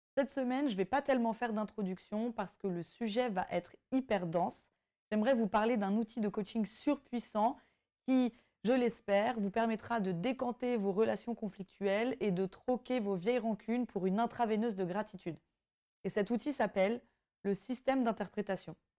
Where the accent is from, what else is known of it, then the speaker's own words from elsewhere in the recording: Brittany, France; ayant grandi en France et particulièrement en Bretagne